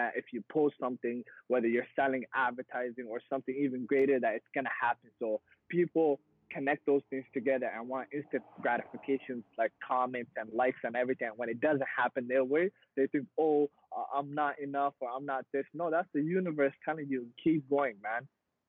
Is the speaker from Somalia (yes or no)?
yes; Somalia; born there; I was born in East Africa. I was born in Somalia. I was born in like griminess, right?